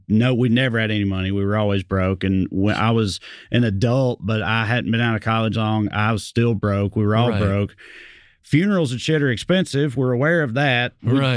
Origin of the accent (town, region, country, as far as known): Salina, United States; born or raised there; accent: Southern; moved away